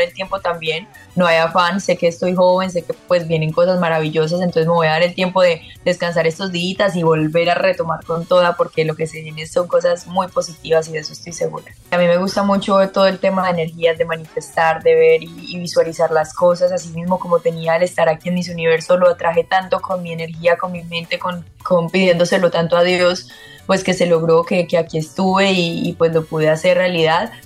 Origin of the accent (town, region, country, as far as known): Colombia